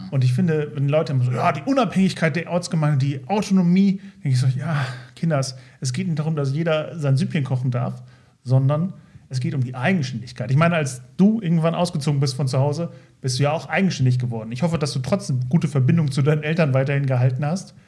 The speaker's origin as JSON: {"language": "German", "area": "Lindorf near Osnabrück", "region": "Lower Saxony", "country": "Germany", "tie": "born or raised there", "moved": "yes", "said": "ich aus Lindorf komme aus dem schönen Lindorf in der Nähe von Osnabrück"}